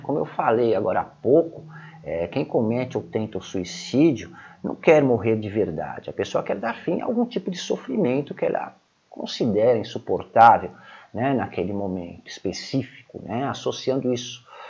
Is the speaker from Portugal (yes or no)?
no; Brazil; como brasileiros que moramos no Brasil